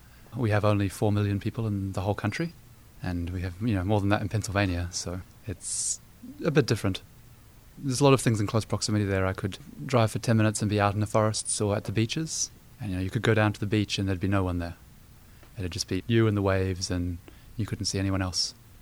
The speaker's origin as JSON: {"language": "English", "region": "Wellington", "country": "New Zealand", "tie": "born or raised there", "moved": "as an adult", "lives_now": "Pittsburgh, United States", "said": "So I grew up in the city of Wellington in New Zealand, in a suburb of Newlands."}